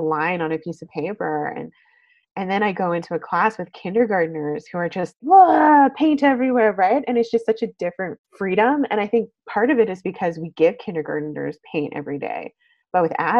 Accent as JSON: {"language": "English", "town": "Calgary", "region": "Alberta", "country": "Canada", "moved": "yes", "lives_now": "Vancouver, Canada", "said": "I am originally from Calgary, Alberta, but I've been living in Vancouver for many, many years"}